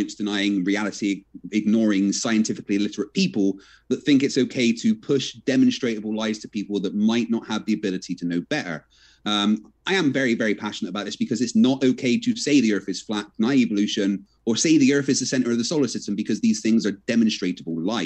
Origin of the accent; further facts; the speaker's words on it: Bristol, South West England, United Kingdom; I'm from Bristol and an ex-Royal Navy engineer.